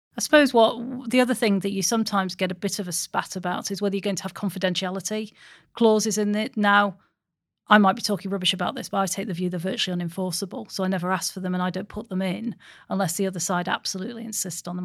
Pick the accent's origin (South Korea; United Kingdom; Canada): United Kingdom; Stockport, North West England; I'm from Stockport